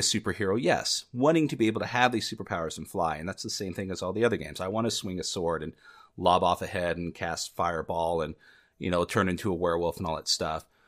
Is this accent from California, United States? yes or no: yes; Southern California, United States; I'm growing up in Southern California in the United States